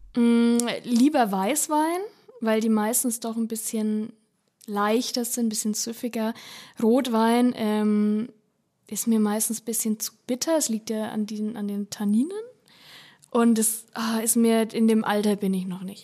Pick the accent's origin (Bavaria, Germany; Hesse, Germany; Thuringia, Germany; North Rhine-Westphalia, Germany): Bavaria, Germany; Upper Franconia; ich komme ja aus Oberfranken